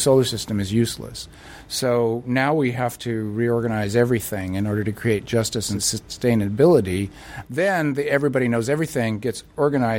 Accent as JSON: {"language": "English", "country": "United States", "said": "I'm an American leftist"}